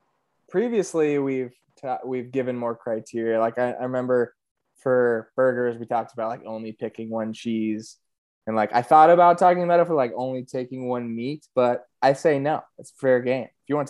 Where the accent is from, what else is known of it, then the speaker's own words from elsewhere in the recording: United States; I'm American